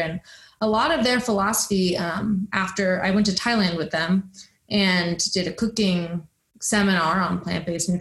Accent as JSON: {"language": "English", "town": "Boulder", "region": "Colorado", "country": "United States", "tie": "born or raised there", "said": "growing up in Boulder, Colorado"}